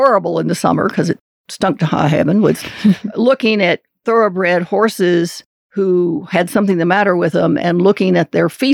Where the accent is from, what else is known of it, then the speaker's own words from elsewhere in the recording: Kentucky, United States; I grew up in Kentucky